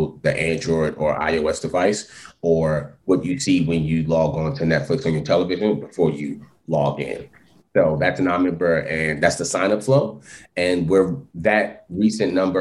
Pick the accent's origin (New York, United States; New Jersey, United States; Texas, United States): New York, United States; New York City; I was born and raised in Brooklyn, New York